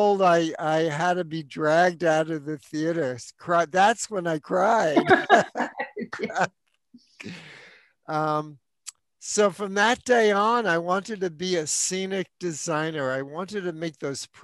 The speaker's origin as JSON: {"language": "English", "town": "New York City", "region": "New York", "country": "United States", "tie": "born or raised there", "also_born_or_lived": "Manhattan", "said": "I was born in New York, raised in the Bronx, later moved back to Manhattan"}